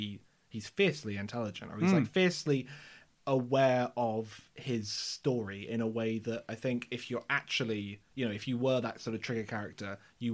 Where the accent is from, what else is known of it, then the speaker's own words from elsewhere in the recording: England, United Kingdom; I am English.